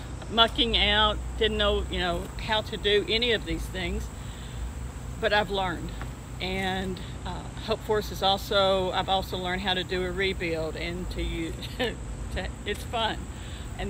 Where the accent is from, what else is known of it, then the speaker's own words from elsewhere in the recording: Smyrna, Tennessee, United States; I'm from Smyrna, Tennessee